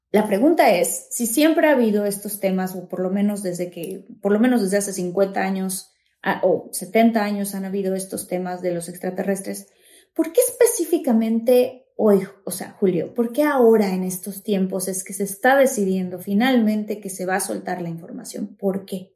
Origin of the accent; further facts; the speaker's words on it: Mexico; en mi país, México